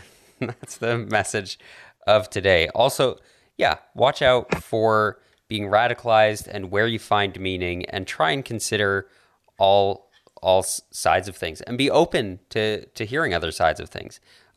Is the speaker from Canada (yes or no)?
yes; Alberta, Canada; I grew up in Alberta.